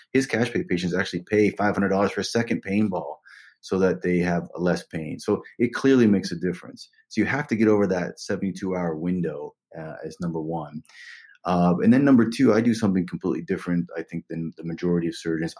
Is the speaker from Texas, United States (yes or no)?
no; West Virginia, United States; now in New York, United States; I'm from West Virginia, a small cinder block house in West Virginia. Had no money growing up